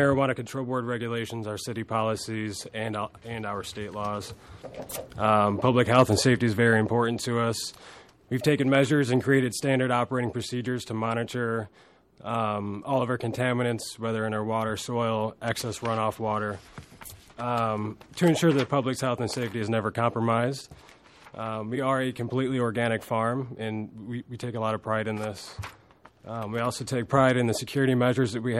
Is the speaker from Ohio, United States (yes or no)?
no; Chicago, Illinois, United States; also born or lived in Anchorage; now in Alaska, United States; From downtown Chicago, originally, is where I grew up